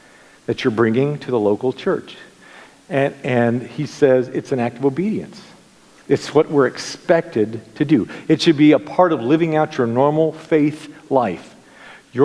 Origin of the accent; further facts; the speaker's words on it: United States; as an American